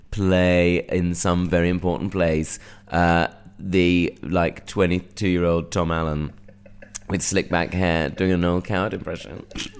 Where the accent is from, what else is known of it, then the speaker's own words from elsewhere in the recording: Bromley, London, United Kingdom; also born or lived in Watford; I'm from Bromley.